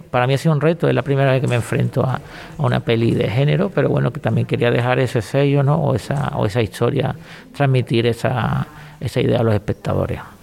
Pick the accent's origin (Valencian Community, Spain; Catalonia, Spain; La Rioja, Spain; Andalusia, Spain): Andalusia, Spain; Cádiz; como gaditano